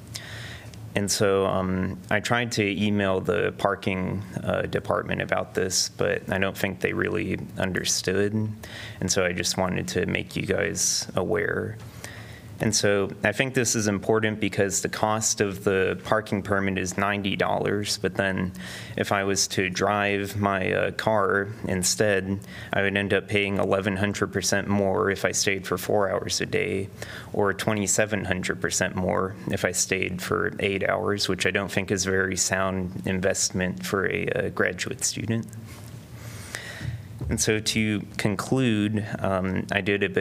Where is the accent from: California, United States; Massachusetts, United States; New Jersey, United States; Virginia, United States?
Virginia, United States; Alexandria; also born or lived in Raleigh, North Carolina; now in Iowa City, United States; I live in the east side of Iowa City, 52245, and I'm originally from Alexandria, Virginia.